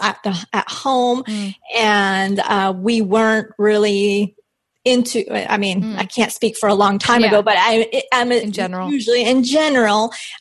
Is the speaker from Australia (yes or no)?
no; Colombia; moved away; I'm from Colombia. So that's like just was ingrained in me, that negotiate you when you buy